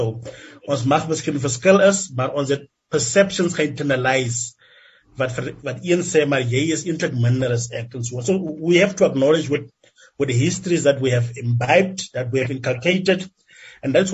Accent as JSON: {"language": "Afrikaans", "country": "South Africa", "said": "Want dit sê vir ons basically hoe ons as Suid-Afrikaners met mekaar omgaan in die land."}